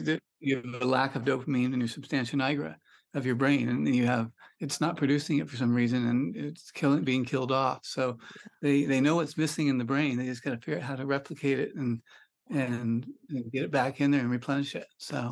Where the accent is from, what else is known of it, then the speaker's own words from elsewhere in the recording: Sonoma County, California, United States; also born or lived in Pebble Beach, California; I grew up in Sonoma County, which is north of San Francisco in California